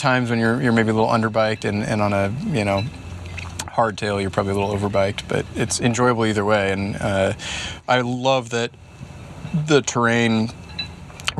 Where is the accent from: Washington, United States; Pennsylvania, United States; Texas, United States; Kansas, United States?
Washington, United States; Bainbridge Island; also born or lived in Girona, Spain; straight west of us is Bainbridge Island, my hometown